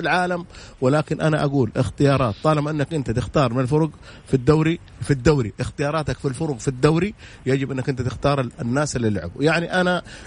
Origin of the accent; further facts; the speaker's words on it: Saudi Arabia; عندنا في السعوديه